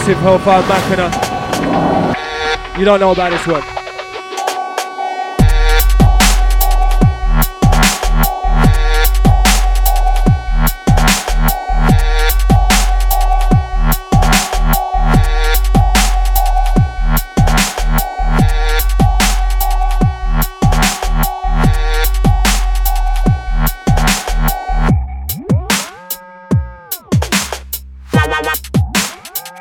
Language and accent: English; London, United Kingdom; we're from London